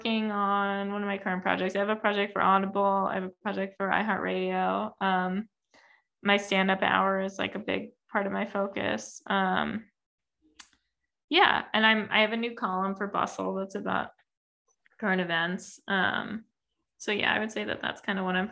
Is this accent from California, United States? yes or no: no; New York City, New York, United States; Manhattan, born and raised.